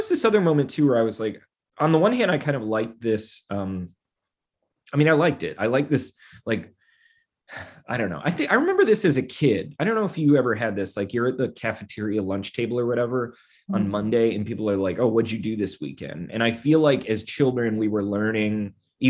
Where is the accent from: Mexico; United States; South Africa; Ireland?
United States; Pennsylvania; I grew up in Pennsylvania and not near Scranton though